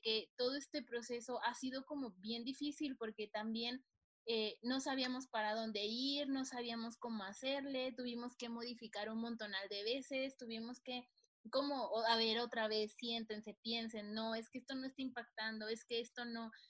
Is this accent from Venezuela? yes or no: no; Mexico; nosotros como mexicanos